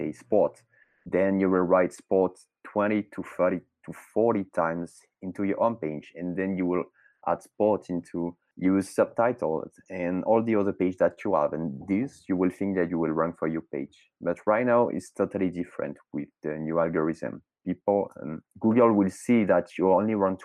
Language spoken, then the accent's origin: English; France; accent: French; English is a second language; I'm French, obviously, as you can hear with my accent